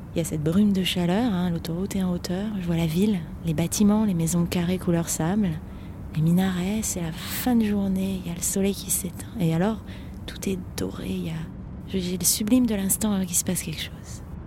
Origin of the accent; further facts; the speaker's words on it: France; je suis française